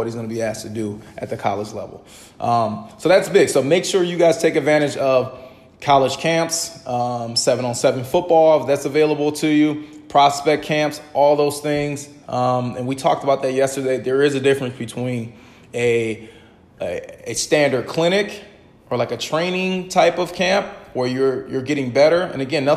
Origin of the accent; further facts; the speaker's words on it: Midwest, United States; now in East Coast, United States; I'm originally from the Midwest